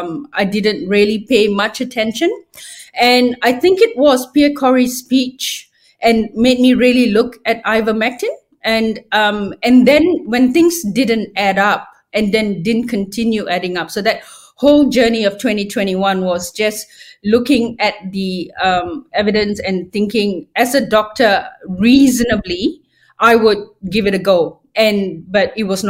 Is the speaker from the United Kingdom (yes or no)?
no; Malaysia; moved away as an adult; also born or lived in regional Victoria, Australia; now in Australia; when I grew up in Malaysia, there was a lot of censorship